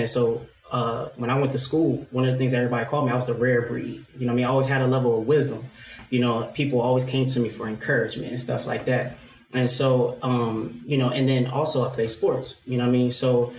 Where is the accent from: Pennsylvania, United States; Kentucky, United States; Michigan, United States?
Pennsylvania, United States; Philadelphia; now in Glassboro, United States; As for me, I'm originally from West Philly.